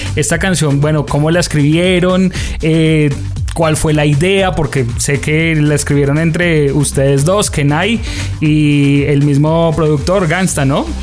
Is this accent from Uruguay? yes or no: no; Colombia; nos reconocían como colombianos